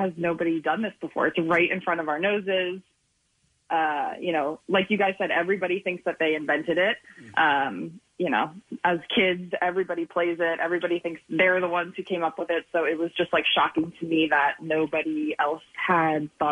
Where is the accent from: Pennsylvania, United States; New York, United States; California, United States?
Pennsylvania, United States; Boyertown; now in Los Angeles, United States; I'm from Boyertown. So we're right on, like, the Berks-Montgomery county line